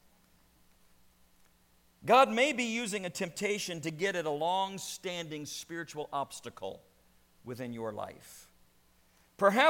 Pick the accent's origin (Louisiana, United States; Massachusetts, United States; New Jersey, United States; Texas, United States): Louisiana, United States; I grew up in Louisiana